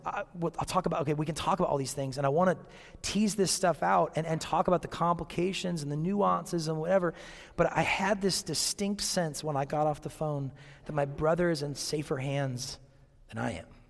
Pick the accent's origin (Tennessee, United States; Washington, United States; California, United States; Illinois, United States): Washington, United States; Seattle; growing up in Seattle